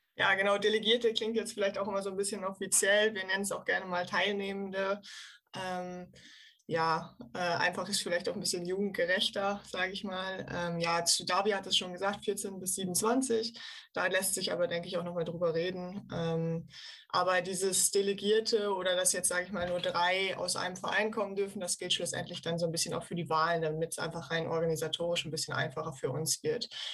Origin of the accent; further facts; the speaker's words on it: Osnabrück, Lower Saxony, Germany; moved away as an adult; now in Cologne, Germany; komme gebürtig aus Osnabrück, studiere seit drei Jahren in Köln